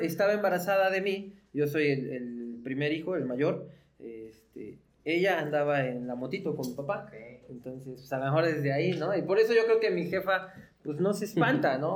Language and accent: Spanish; Tlaxcala, Mexico; Yo soy de Tlaxcala, originario de Tlaxcala, pues casi toda mi vida he, he vivido ahí